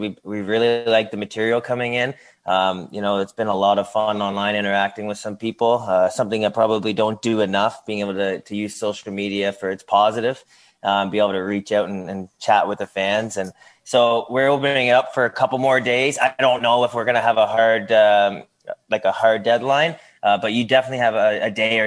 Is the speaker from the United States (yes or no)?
no; Ilderton, Ontario, Canada; back in my hometown of Ilderton, Ontario, close to my mom and dad